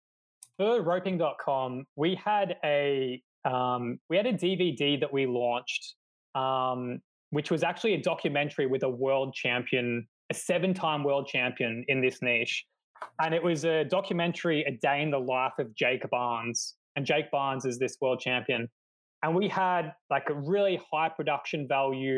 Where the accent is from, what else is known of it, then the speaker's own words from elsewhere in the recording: Australia; moved away as an adult; now in Poland; I'm actually from Australia